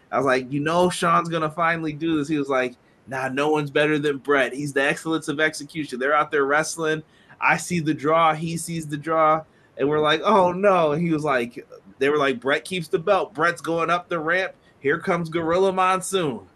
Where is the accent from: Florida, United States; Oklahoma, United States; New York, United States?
New York, United States; Buffalo; I'm from Buffalo.